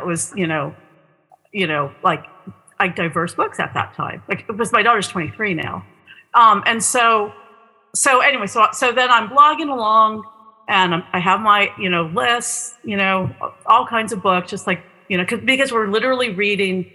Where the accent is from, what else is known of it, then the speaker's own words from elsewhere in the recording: Southern California, United States; I'm from Southern California